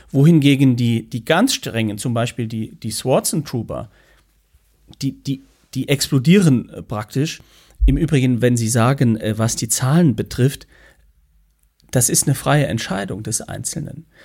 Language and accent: German; St. Ingbert, Saarland, Germany; St. Ingbert, wo ich herkomme, hat ja, äh, gehörte ja zur, zur Bayerischen Pfalz, also war durchaus auch in diesem Sprachraum äh, unterwegs.